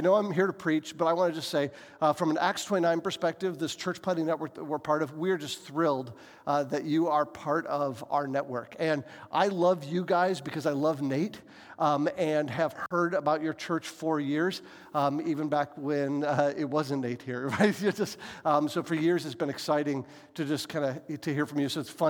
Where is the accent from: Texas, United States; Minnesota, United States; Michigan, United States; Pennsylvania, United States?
Michigan, United States; Lansing; I'm from Lansing, Michigan.